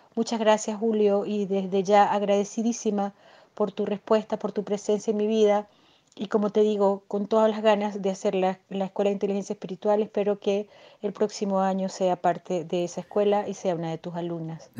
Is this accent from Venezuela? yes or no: yes; Venezuela; moved away as an adult; now in Chile; venezolana viviendo en Chile. Migré hace cuatro años